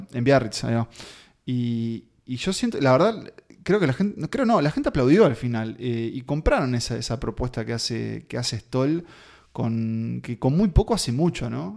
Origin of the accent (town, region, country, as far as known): Uruguay